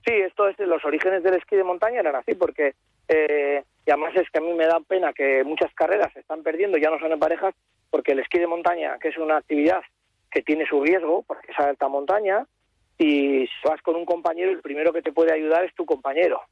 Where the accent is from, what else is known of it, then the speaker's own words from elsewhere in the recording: Bilbao, Basque Country, Spain; nosotros somos de Bilbao